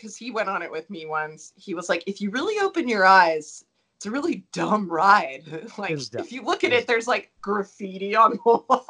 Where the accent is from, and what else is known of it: Baltimore, Maryland, United States; now in Denver, United States